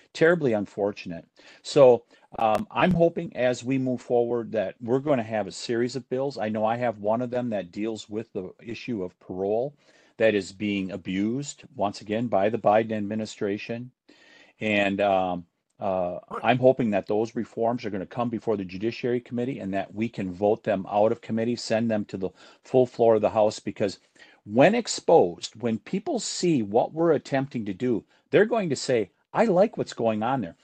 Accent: Wisconsin, United States; my home state here in Wisconsin

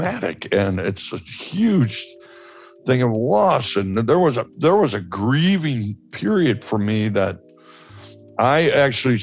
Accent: Chicago, Illinois, United States; I'm from Chicago

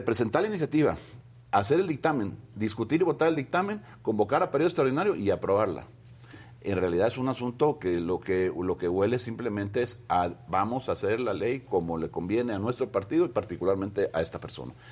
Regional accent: Veracruz, Mexico; todos los que somos veracruzanos

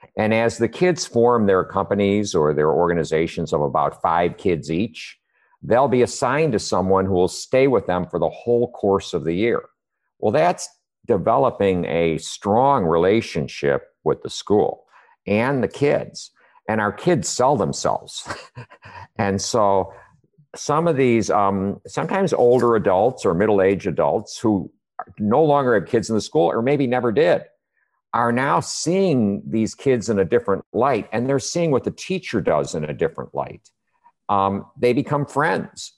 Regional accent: Chicago, Illinois, United States; moved away as an adult; also born or lived in Hawaii; now in Austin, United States; originally I'm from Chicago

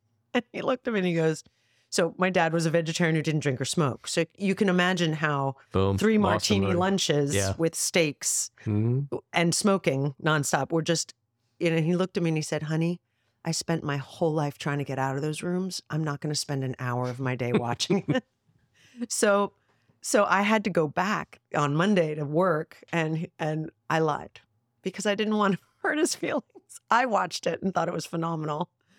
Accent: Spring Valley, New York, United States; born there; I was born in Spring Valley, New York, near Nyack.

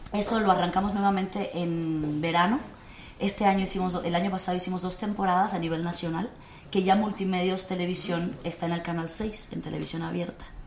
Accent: Mexico; also born or lived in Cuba; yo soy cubana mexicana porque llegué a los nueve años a este país, estudié aquí

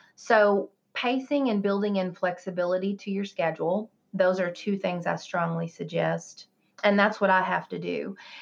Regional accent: the South, United States; I grew up in the South

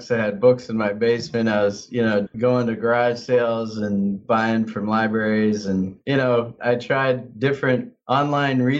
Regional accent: Midwest, United States; now in Portland, United States; Yeah, I came from the Midwest, but I've been in Portland for 16 years, and 13 of those years I've been licensed here.

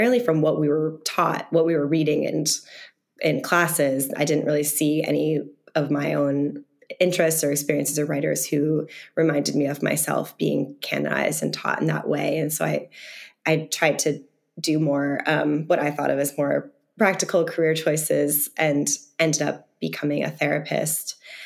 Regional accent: the Berkshires, Massachusetts, United States; I'm from the Berkshires, a very rural part of Massachusetts

